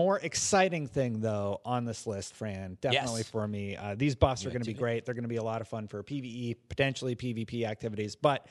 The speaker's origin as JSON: {"language": "English", "region": "Wisconsin", "country": "United States", "tie": "born or raised there", "said": "I'm from Wisconsin. No. I grew up in Wisconsin."}